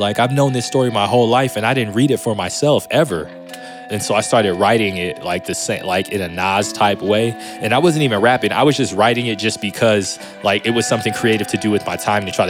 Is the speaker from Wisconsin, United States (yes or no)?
no; Las Vegas, Nevada, United States; also born or lived in Redondo Beach, California; growing up in Vegas was, I guess, similar to growing up in any like city. I mean, it's not like a small town. It's not like a huge city like LA or like New York, but I don't know. It's like your average like city, right?